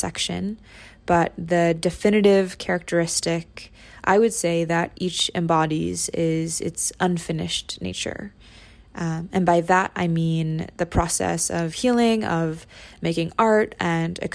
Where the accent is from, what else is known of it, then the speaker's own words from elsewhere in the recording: Bay Area, California, United States; I grew up in the Bay Area in a multi-generational home with my Lola